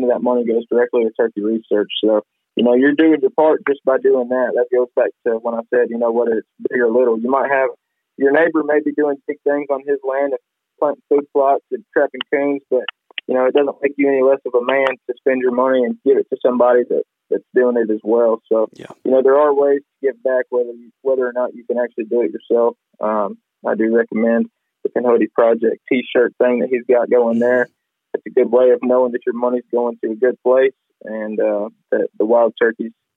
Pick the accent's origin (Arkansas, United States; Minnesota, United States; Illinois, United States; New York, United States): Arkansas, United States; I'm proud to call that my home state